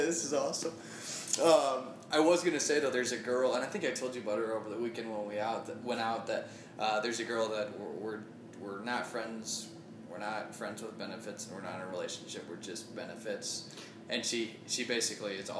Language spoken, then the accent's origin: English; California, United States; now in New York City, United States; I'm from California originally